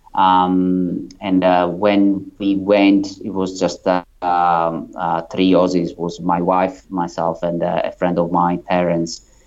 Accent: Italy; moved away as an adult; now in Sydney, Australia; as you can probably tell from my accent, I'm um, I'm not um, from Australia. I'm originally from Italy, and I moved to Australia in 2008

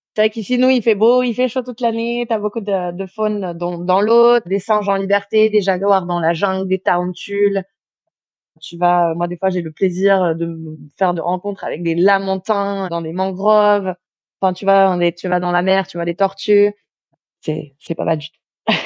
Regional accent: France; moved away as an adult; now in Mexico; chez nous en France

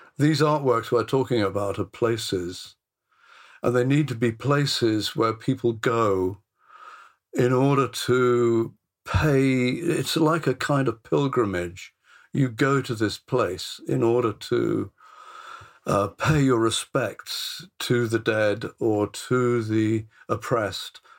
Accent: Bristol, South West England, United Kingdom; I came from Bristol. I comes from Bristol.

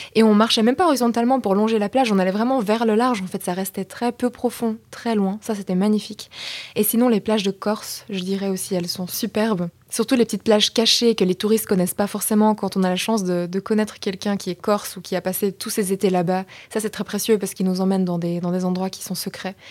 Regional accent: Belgium; moved away; je viens de Belgique

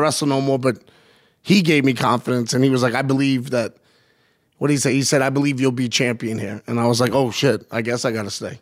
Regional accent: Yonkers, New York, United States; also born or lived in Bronx; I was born in the Bronx, uh, University Avenue, but then grew up in Yonkers

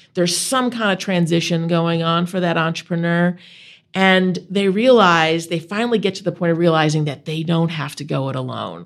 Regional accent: Buffalo, New York, United States; now in Vermont, United States; I grew up outside of Buffalo, New York, in, uh, in the suburbs

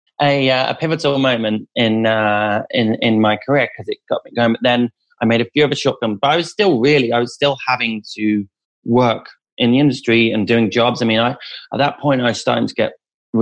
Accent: Rutland, East Midlands, United Kingdom; mine and the director's childhood of growing up in Rutland, which is in the East Midlands, smallest county in the country

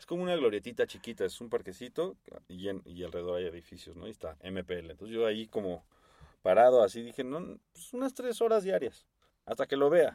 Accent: Mexico; fan from Mexico

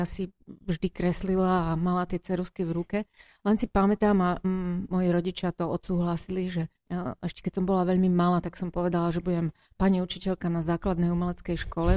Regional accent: Prešov, Prešov Region, Slovakia; Ja som rodený Prešovčan. Vždy som tu vyrastala, aj som tu študovala, aj tu žijem.

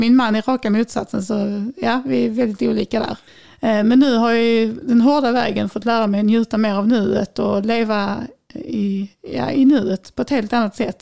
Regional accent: Vellinge, Skåne, Sweden; also born or lived in Lund / Dalby; sen när jag var fem så köpte mina föräldrar en tomt nere i djungelsen på Näset här i samma kommun som jag bor i idag, Vellinge

